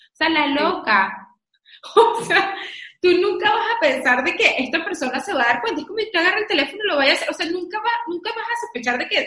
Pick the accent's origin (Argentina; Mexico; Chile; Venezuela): Venezuela; Y bueno, pero es que yo soy venezolana, pues